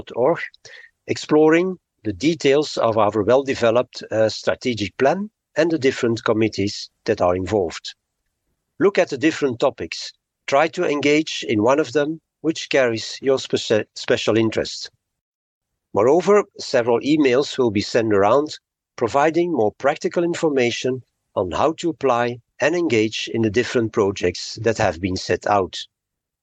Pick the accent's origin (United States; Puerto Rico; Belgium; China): Belgium; Antwerp, Flanders; my hometown in Antwerp, Belgium